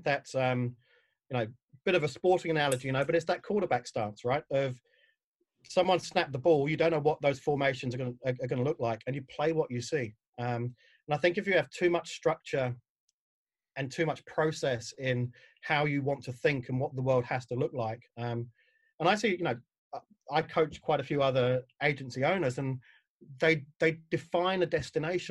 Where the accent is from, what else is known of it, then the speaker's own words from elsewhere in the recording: London, United Kingdom; moved away as an adult; now in New Zealand; I'm a Pom. So I grew up in Southeast London. I moved over here about 12, 14 years ago.